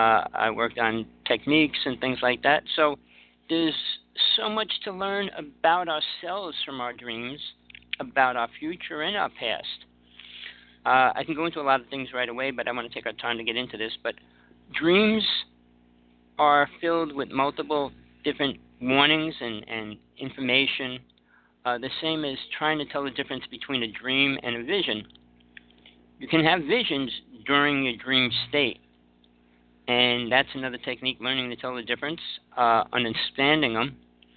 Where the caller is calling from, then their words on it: Big Island of Hawaii, United States; I'm calling from the Big Island of Hawaii. I'm living in KL now, moving out in a couple weeks